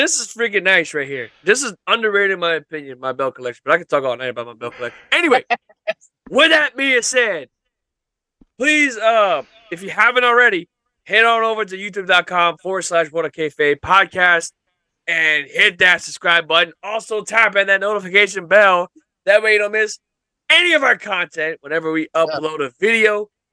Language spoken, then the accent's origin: English; Louisiana, United States; one of my all-time favorite gaming franchises was shot in my home state